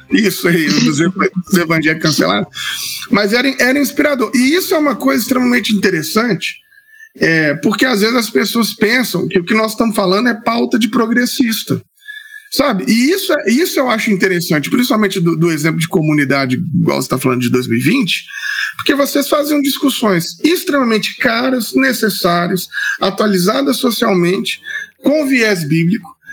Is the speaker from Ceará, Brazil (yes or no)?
no; Itabira, Minas Gerais, Brazil; que é lá da minha cidade